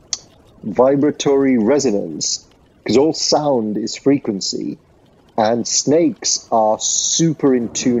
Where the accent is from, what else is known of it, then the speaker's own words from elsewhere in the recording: Sri Lanka; I grew up in Sri Lanka.